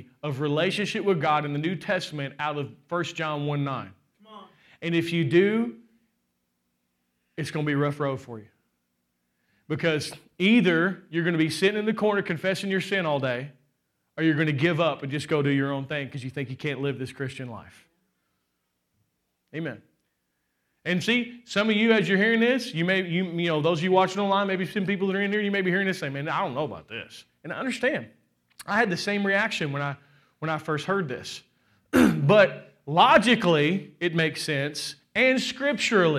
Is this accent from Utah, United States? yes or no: no; Kentucky, United States; I'm from Kentucky